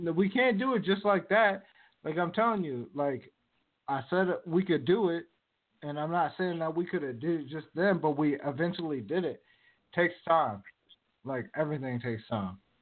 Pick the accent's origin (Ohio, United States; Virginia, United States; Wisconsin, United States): Virginia, United States; now in West Coast, United States; I'm from Virginia